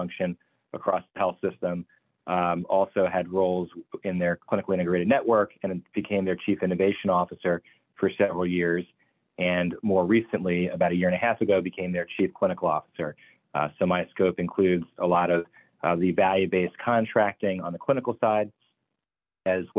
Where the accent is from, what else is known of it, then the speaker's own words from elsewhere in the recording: New York, United States; moved away; I'm from New York originally